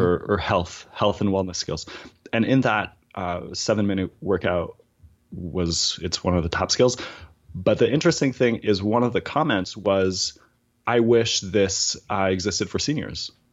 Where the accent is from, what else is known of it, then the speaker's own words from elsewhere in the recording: New Brunswick, Canada; now in Toronto, Canada; I'm currently based in Toronto, but I, I am Acadian. So I'm a Francophone from New Brunswick